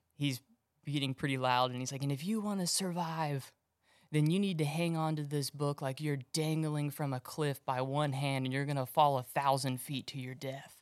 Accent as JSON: {"language": "English", "town": "Magnolia", "region": "Texas", "country": "United States", "tie": "born or raised there", "said": "I grew up in Magnolia, out in the woods."}